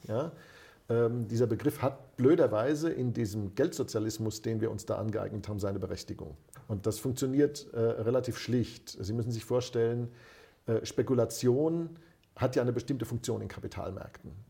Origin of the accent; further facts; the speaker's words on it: Germany; dass wir uns eingebildet haben als Deutsche